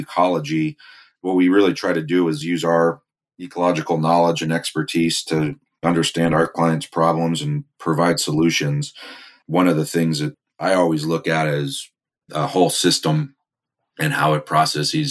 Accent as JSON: {"language": "English", "town": "Manasquan", "region": "New Jersey", "country": "United States", "tie": "born or raised there", "also_born_or_lived": "Delaware / Virginia / Wyoming / Mississippi", "said": "I grew up in New Jersey on the Atlantic coast here in Southern Monmouth County, or Manasquan."}